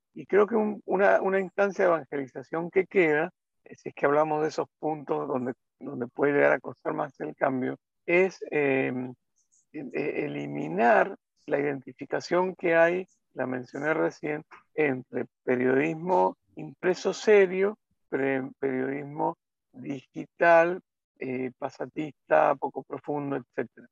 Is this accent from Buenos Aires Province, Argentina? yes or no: no; Mendoza, Argentina; moved away as an adult; also born or lived in Buenos Aires; Yo soy mendocino